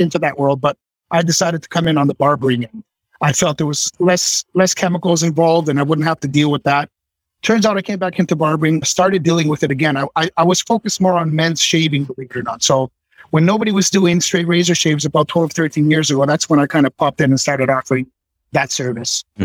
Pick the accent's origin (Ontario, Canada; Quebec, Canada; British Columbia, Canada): Ontario, Canada; Toronto; I was born in Toronto, and my studio is just about 30 minutes north of Toronto